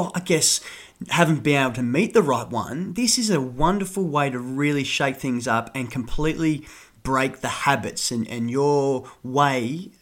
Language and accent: English; Sydney, New South Wales, Australia; we are both from Sydney. Funny enough, we're both from almost the same suburb.